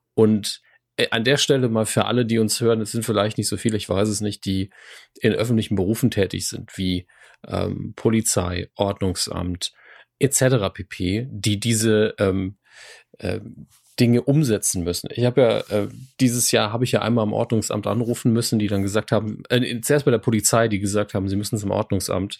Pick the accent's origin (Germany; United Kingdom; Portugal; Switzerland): Germany; Saarland; als Saarländer